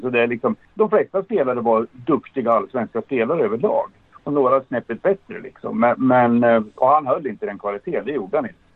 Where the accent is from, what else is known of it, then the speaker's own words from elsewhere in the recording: Sweden; som vi svenskar brukar säga